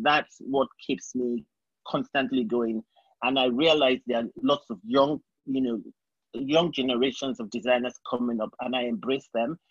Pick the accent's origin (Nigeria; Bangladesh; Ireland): Nigeria; moved away as an adult; also born or lived in England; now in New York, United States; I grew up in Nigeria, and I did my primary school, secondary school, and university in Nigeria.